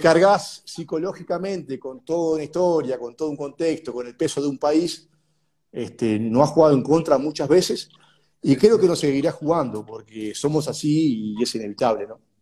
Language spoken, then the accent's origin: Spanish; Uruguay; moved away as an adult; also born or lived in São Paulo